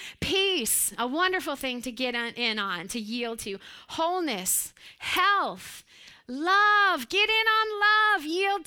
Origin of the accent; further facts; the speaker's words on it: Pennsylvania, United States; But I grew up in Western Pennsylvania. Joseph and I grew up there.